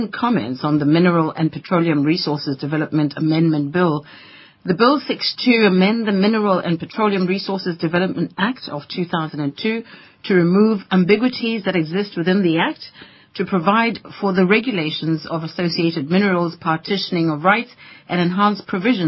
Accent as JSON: {"language": "English", "town": "Soweto", "region": "Gauteng", "country": "South Africa", "tie": "born or raised there", "said": "I grew up in Soweto"}